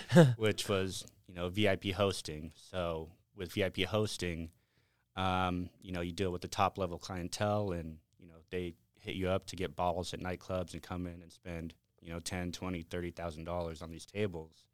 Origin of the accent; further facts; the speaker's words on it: Las Vegas, Nevada, United States; born and raised in Las Vegas and grew up here